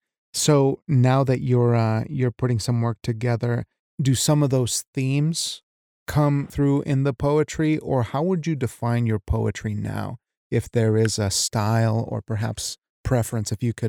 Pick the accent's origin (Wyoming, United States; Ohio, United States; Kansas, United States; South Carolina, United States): Wyoming, United States; moved away as an adult; also born or lived in Washington State, United States; I was raised in Wyoming, you know, Mexican raised in Wyoming